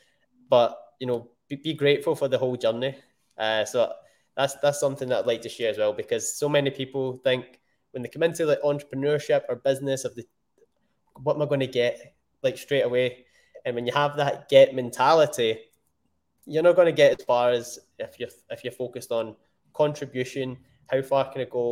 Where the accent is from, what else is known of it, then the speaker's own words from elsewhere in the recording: Scotland, United Kingdom; I am Scottish. I'm born in Scotland and the UK